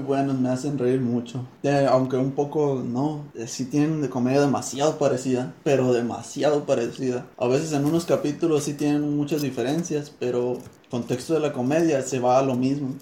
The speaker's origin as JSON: {"language": "Spanish", "region": "Sonora", "country": "Mexico", "said": "nosotros por acá, de Sonora, de nuestro charco. Dicen que tenemos nuestro modo de hablar"}